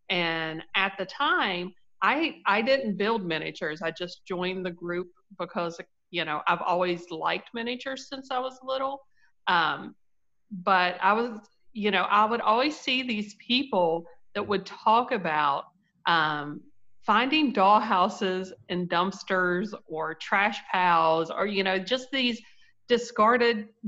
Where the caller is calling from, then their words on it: Winfield, West Virginia, United States; It's West Virginia, Winfield, West Virginia.